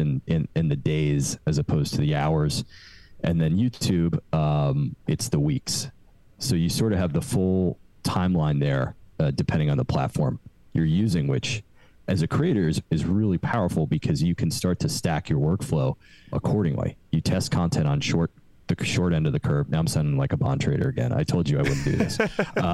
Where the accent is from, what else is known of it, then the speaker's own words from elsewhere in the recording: New York, United States; also born or lived in London; I'm from New York originally